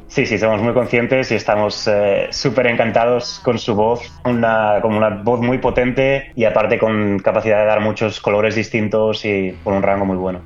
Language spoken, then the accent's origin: Spanish; Barcelona, Catalonia, Spain; moved away as an adult; also born or lived in London; now in Stockholm, Sweden; soy nacido y criado en Barcelona